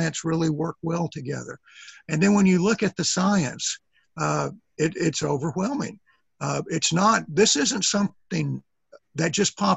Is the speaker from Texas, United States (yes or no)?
yes; East Texas, United States; I'm from East Texas